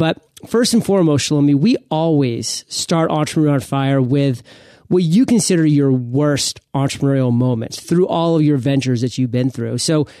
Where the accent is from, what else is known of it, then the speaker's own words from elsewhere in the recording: Maine, United States; the first foreign word that I think I heard growing up in Maine was in the ninth grade when I started ninth grade Spanish. And I mean, it was tough at that point because I was so ingrained into the English language